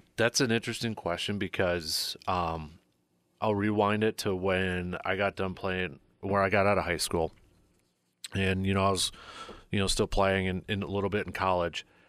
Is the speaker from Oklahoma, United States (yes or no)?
no; Medford, Wisconsin, United States; I grew up in Medford